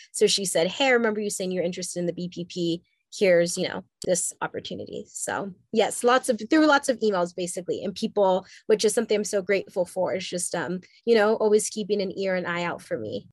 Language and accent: English; Southern California, United States; also born or lived in Haiti; I w- have grown up and lived for most of my life in Southern California.